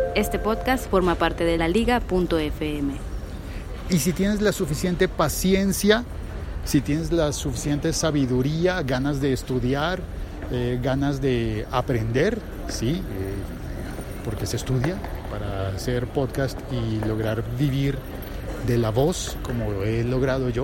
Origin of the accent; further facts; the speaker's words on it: Colombia; en mi país